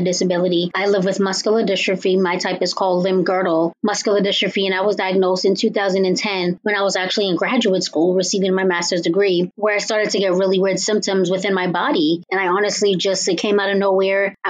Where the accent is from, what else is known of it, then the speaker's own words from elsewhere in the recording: Cambridge, Massachusetts, United States; I am from Cambridge, Massachusetts.